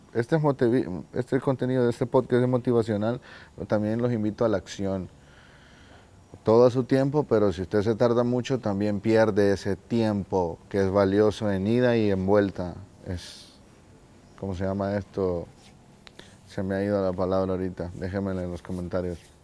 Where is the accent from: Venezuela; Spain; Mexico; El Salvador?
El Salvador; yo soy del Salvador hermosa, hermosa esta bandera. Eh, soy del Salvador